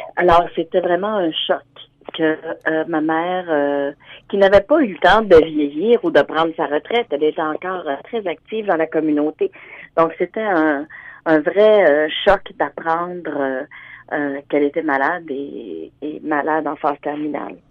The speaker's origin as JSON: {"language": "French", "town": "Hearst", "region": "Ontario", "country": "Canada", "tie": "born or raised there", "also_born_or_lived": "Sudbury", "moved": "yes", "lives_now": "Ottawa, Canada", "said": "Je suis originaire de Hearst, mais présentement, je suis à, j'habite à Ottawa"}